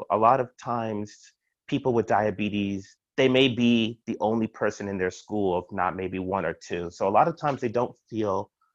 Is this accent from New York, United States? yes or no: yes; New York City, New York, United States; moved away as an adult; also born or lived in Indiana / Pittsburgh / Chicago; now in Baltimore, United States; I'm originally from Brooklyn, New York